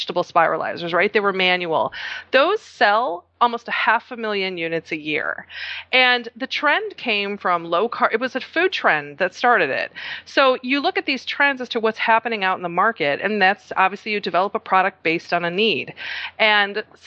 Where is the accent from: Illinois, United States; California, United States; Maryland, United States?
Illinois, United States; Chicago; I'm originally from Chicago, but my parents are from Croatia